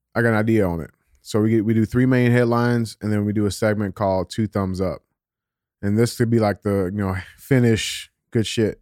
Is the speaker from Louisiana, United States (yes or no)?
no; St. Louis, Missouri, United States; I'm a twenty-six-year-old black dude, and born and raised in Saint Louis, Missouri